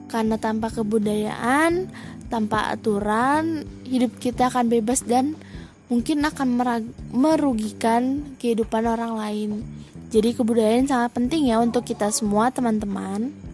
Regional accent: Bukittinggi, West Sumatra, Indonesia; Aku adalah orang Padang dengan campuran Jawa dari ibuku. Ayahku adalah Minang Minang ya Minang kampung lah kita berasal dari Bukit Tinggi

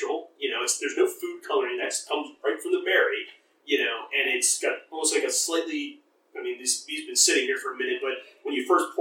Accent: Vineland, New Jersey, United States; also born or lived in Millville, New Jersey / England; very close to my old stomping ground, I grew up in Vineland, Millville, is Hamilton, New Jersey

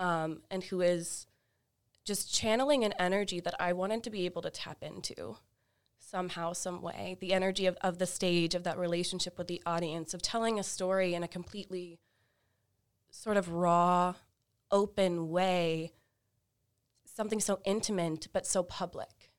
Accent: Fort Walton Beach, Florida, United States; also born or lived in Tampa, Florida; I am originally from Florida, uh, the Panhandle of Florida in Fort Walton Beach, a small, smallish beach town.

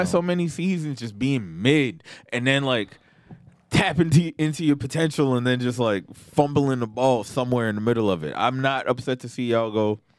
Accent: New York City, New York, United States; I'm from Queens.

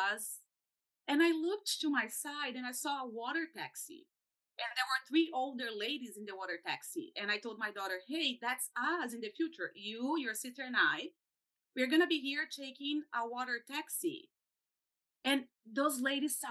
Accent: Brazil; moved away; I'm from Brazil.

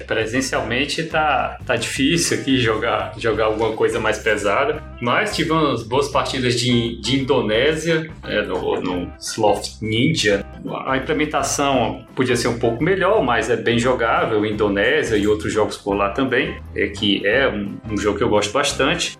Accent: Fortaleza, Ceará, Brazil; moved away as an adult; now in Brasília, Brazil; sou, sou lá de de Fortaleza, né, do Ceará. Estou aqui, moro em Brasília atualmente, desde 2006

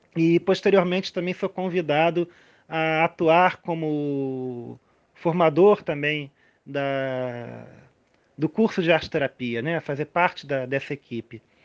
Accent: Rio de Janeiro, Brazil; eu sou carioca, lá eu brincava muito

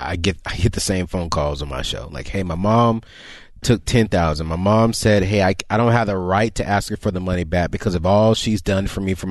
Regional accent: San Diego, California, United States; moved away; I'm from Southern California as well. I'm from San Diego.

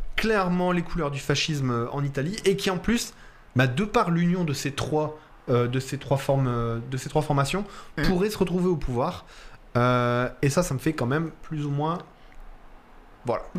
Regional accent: France; accent: French of France; also born or lived in Italy; mon accent de français de France, là, quand on. Quand on on a l'impression, nous les Français de France, qu'on n'a pas d'accent

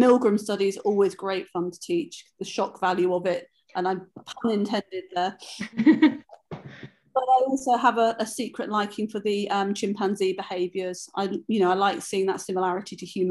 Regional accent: United Kingdom; I'm from the UK

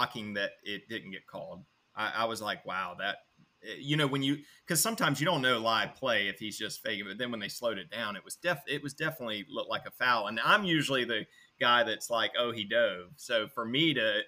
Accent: United States; being an American

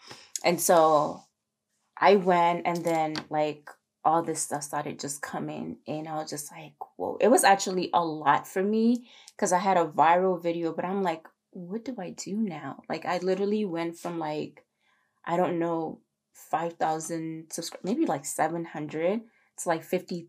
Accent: Maryland, United States; I was actually from the East Coast, from Maryland.

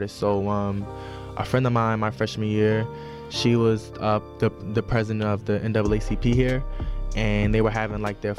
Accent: Baltimore, Maryland, United States; moved away; growing up in Baltimore, for real. I mean, it was good. It was a good experience for me. Like that's where like all my family is from.

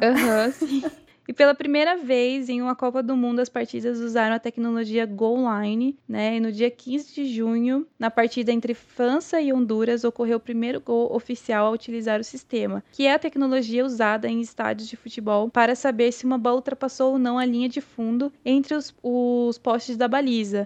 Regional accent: Itapetininga, São Paulo, Brazil; also born or lived in Santos; eu tava de volta pra Itapetininga, pro interior

